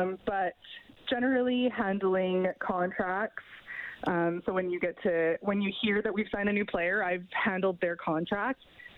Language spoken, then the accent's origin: English; Rocky Mountain House, Alberta, Canada; Rocky Mountain House.